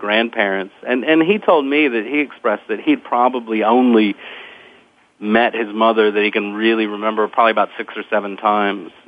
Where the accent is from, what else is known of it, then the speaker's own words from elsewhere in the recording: Lake Charles, Louisiana, United States; also born or lived in Eunice, Louisiana; I'm from Lake Charles, Louisiana originally